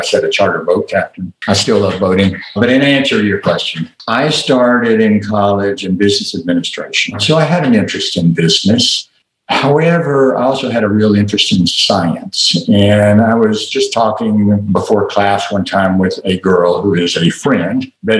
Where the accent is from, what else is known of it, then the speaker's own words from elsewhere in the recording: Little Rock, Arkansas, United States; You've already noted that I'm from Little Rock, Arkansas, and you may or may not remember or have learned that Little Rock was one of the first school systems in the South to be integrated.